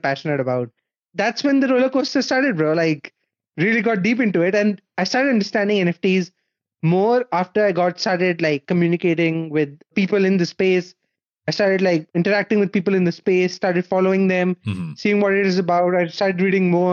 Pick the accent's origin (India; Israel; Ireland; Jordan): India; moved away as an adult; now in Berlin, Germany; I was born and raised in India